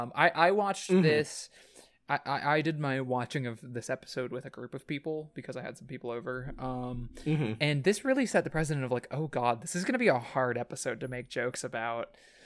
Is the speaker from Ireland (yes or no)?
no; Japan; I have an excuse. I grew up in Japan.